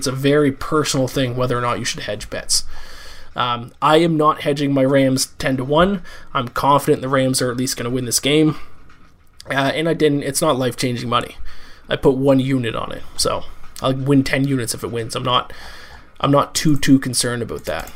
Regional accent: Canada; now in New York City, United States; I'm a Canadian citizen, but I'm an American resident

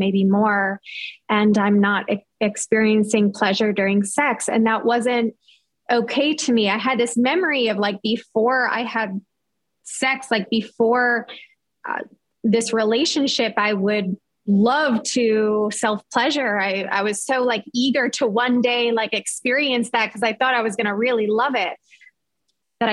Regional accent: New York, United States; moved away as an adult; also born or lived in Los Angeles; I grew up in New York, but I moved with that boyfriend

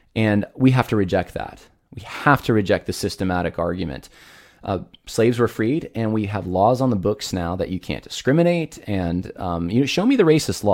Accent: United States; I am an American who pays taxes

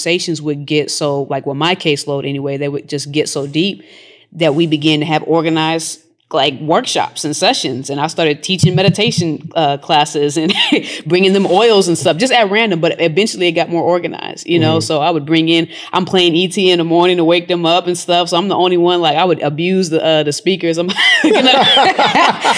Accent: Washington, United States; moved away as an adult; also born or lived in New Jersey / Georgia; I'm from Washington State, you know, West Coast.

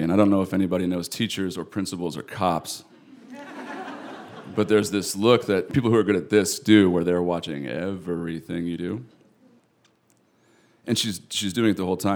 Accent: Eastern Washington, United States; I'm from Eastern Washington, I identify with it really strongly

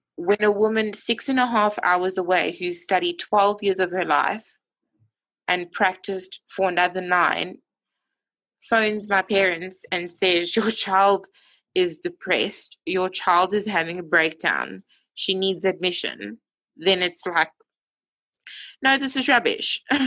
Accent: Johannesburg, Gauteng, South Africa; moved away as an adult; now in Bloemfontein, South Africa; I'm from Johannesburg, but study in a town called Bloemfontein.

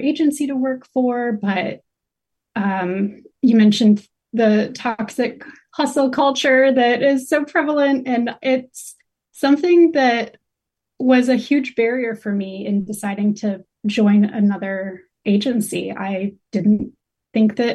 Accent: North Carolina, United States; I was born and raised in North Carolina

